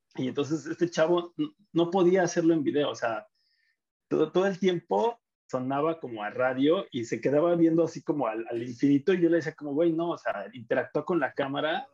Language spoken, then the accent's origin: Spanish; Mexico; moved away; also born or lived in Argentina; así somos los mexicanos